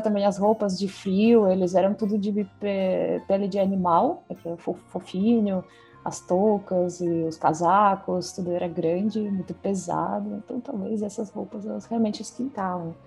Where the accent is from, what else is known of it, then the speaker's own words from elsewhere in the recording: Salekhard, Yamalo-Nenets Autonomous Okrug, Russia; Portuguese is a second language; moved away; E quando eu penso na vida no círculo polar, então onde eu nasci